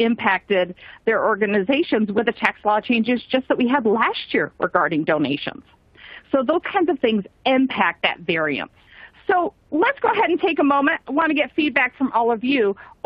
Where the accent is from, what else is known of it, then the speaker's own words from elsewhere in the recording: Michigan, United States; I grew up in Michigan